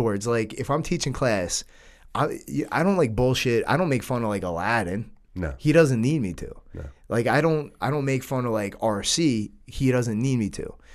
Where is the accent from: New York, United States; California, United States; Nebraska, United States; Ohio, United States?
New York, United States; we're from New York. All of our parents grew up in the city